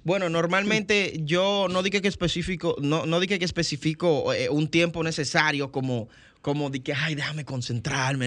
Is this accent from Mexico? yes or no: no; Dominican Republic; ser el primer dominicano